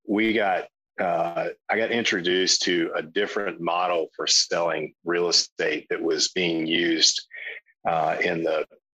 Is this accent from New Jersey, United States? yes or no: no; South Carolina, United States; I'm from South Carolina